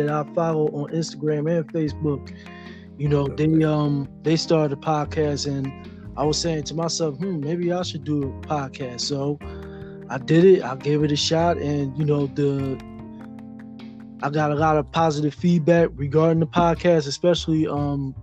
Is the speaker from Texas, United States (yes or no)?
no; Philadelphia, Pennsylvania, United States; moved away as an adult; now in Pittsburgh, United States; I was born and raised in North Philly